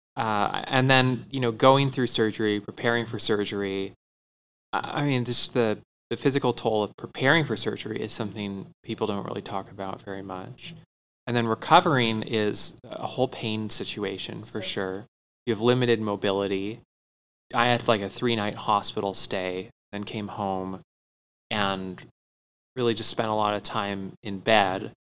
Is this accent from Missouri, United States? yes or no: no; Tempe, Arizona, United States; I grew up in Tempe, not in like downtown Tempe